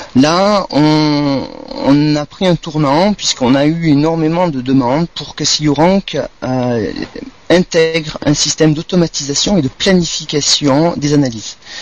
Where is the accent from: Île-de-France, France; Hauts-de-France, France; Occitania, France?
Occitania, France; Montpellier; also born or lived in Marseille; je suis montpelliérain